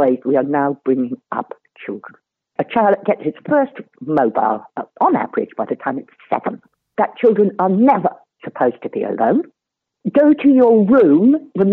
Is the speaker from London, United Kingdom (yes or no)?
no; near Kirkcudbright, Scotland, United Kingdom; I grew up near Kakubri